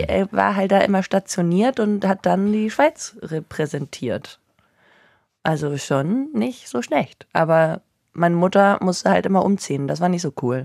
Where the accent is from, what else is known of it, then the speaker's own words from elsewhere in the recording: Northern Germany, Germany; ich in Norddeutschland aufgewachsen bin